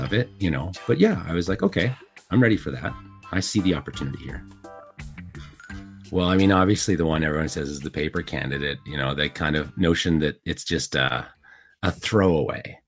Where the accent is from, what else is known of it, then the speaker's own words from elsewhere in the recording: Calgary, Alberta, Canada; I'm from Calgary